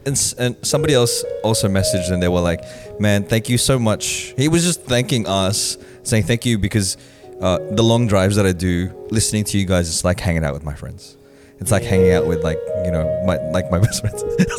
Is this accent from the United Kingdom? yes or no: no; Philippines; like trying to share our experiences of being Filipino.